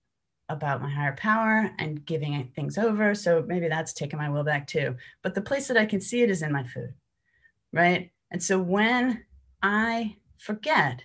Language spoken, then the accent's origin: English; New York, United States; I come from New York